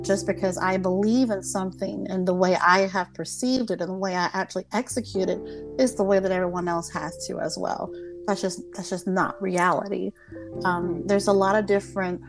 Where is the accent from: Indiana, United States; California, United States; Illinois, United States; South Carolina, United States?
South Carolina, United States; I'm Southern. I'm from South Carolina